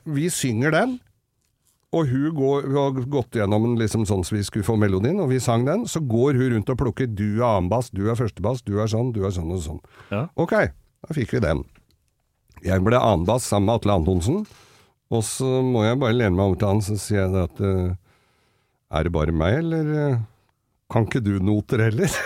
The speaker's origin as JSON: {"language": "Norwegian", "region": "Oslo", "country": "Norway", "tie": "born or raised there", "said": "jeg vokste jo opp med ham på Manglerud"}